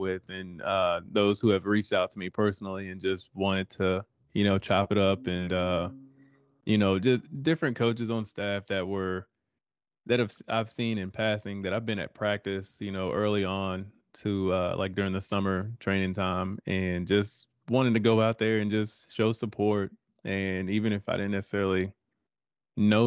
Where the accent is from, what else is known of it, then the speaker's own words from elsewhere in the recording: Denton, Texas, United States; moved away; my hometown of Denton, Texas